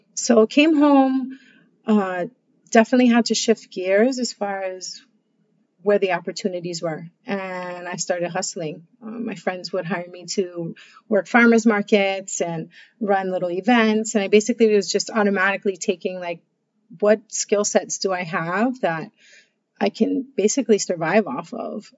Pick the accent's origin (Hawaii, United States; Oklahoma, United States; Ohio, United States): Hawaii, United States; having come from Hawaii and the, the the values and cultures that I was raised